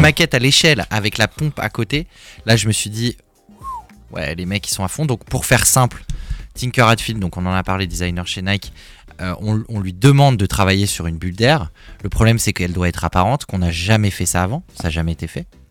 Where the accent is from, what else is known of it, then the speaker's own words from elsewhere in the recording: Paris, Île-de-France, France; là où j'ai grandi à Paris